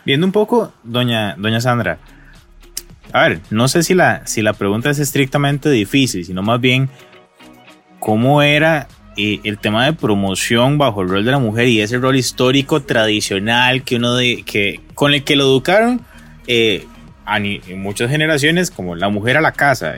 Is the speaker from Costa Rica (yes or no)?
yes; Costa Rica; somos reconocidos los costarricenses es por ser ese confianzudos también